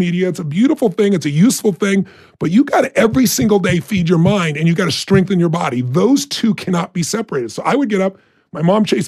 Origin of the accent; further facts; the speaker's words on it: Azusa, California, United States; I'm a kid from Azusa, California, who had nobody in our family that was successful in business